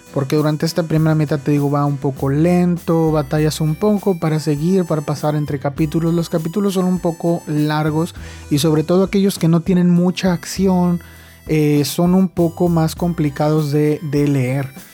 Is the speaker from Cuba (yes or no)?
no; Mexico; soy de México